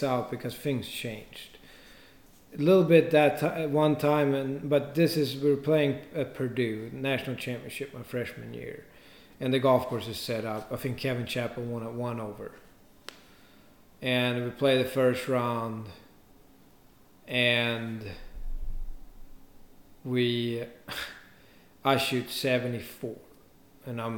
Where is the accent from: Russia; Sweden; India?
Sweden; Stockholm, Stockholm County; moved away as an adult; also born or lived in Augusta, Georgia; I'm from Stockholm